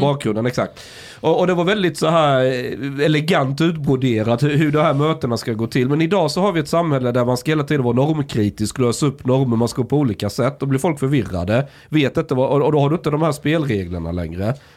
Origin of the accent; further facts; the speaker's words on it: Osby, Skåne, Sweden; moved away; ute på landsbygden där jag kommer ifrån